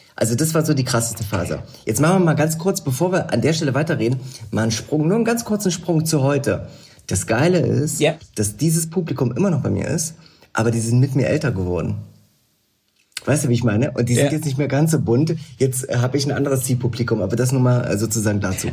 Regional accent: the East, East Germany, Germany; also born or lived in London; bei uns im Osten

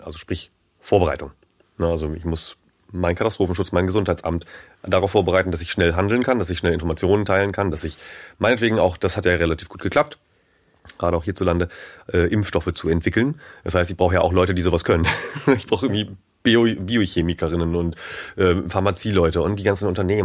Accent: near Wacken, Schleswig-Holstein, Germany; ich bin in der Nähe von Wacken groß geworden

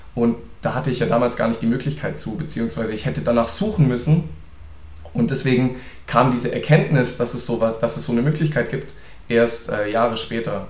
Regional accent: Reutlingen, Baden-Württemberg, Germany; meine Heimat hier

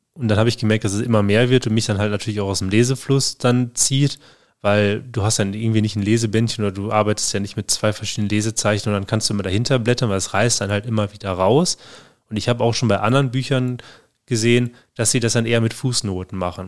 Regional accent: Germany; bei uns in Deutschland

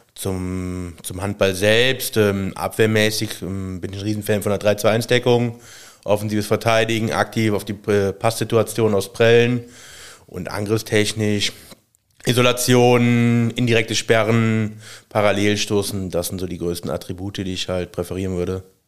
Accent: Aachen, North Rhine-Westphalia, Germany; also born or lived in Stolberg / Dormagen; ich komme aus Aachen, bin da gebürtig, äh, in Stolberg geboren

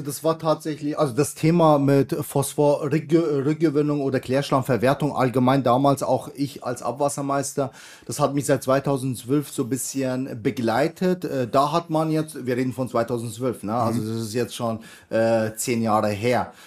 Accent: Bavaria, Germany; ich komme ja aus Bayern

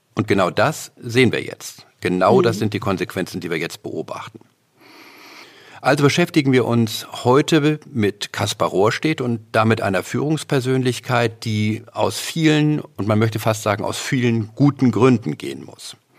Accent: Northern Germany, Germany; als Norddeutscher

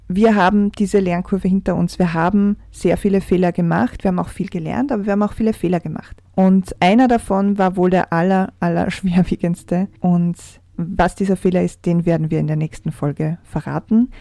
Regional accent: Austria; bei uns in Österreich

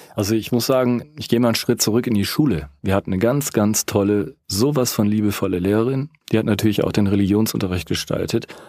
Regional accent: Rhineland, Germany; now in Lake Constance, Germany; Ich bin Rheinländer und wohne jetzt am Bodensee.

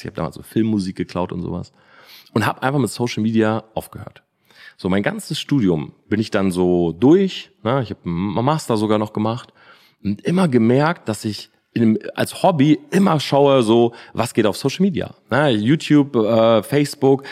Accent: Delmenhorst, Lower Saxony, Germany; moved away as an adult; also born or lived in Oldenburg; now in Munich, Germany; Oldenburg habe ich studiert, Delmenhorst bin ich groß geworden

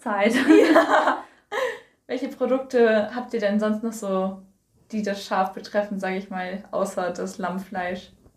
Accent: Koldenbüttel, Schleswig-Holstein, Germany; Ich komme aus Kolmüttel

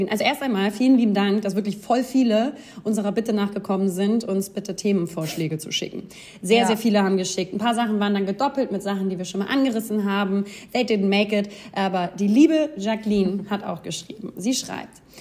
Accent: Baden-Württemberg, Germany; moved away as an adult; now in Munich, Germany; Ich komme ursprünglich aus der Nähe von Ulm und bin 2016, hier ganz krass die Adresse vorlesen, und bin

